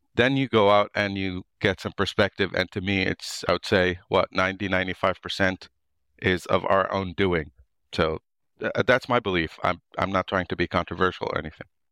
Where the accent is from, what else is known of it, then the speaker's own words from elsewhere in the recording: suburb of Beirut, Beirut Governorate, Lebanon; moved away as an adult; also born or lived in United States; now in Ireland; I was born and raised in the actual Lebanon, so in a suburb of Beirut